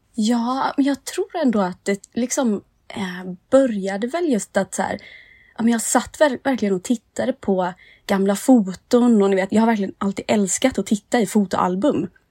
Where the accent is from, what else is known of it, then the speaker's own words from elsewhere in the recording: Nässjö, Jönköping County, Sweden; moved away as an adult; now in Stockholm, Sweden; jag kommer från Nässjö i Småland